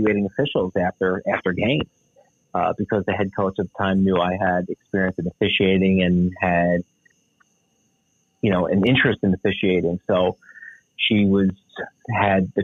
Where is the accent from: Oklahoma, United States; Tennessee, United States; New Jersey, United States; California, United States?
New Jersey, United States; grew up in South Jersey, about 15 minutes outside of Philadelphia